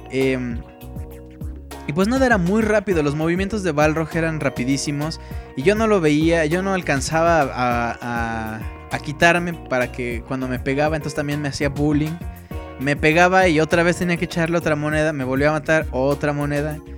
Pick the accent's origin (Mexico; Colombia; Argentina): Colombia; also born or lived in Chicago, United States; Yo nací en Chicago y viví ahí hasta los 6 años, luego mi familia se mudó a Colombia y entré al jardín de niños, kindergarten, no hablaba bien el español y no me fue fácil hacer amigos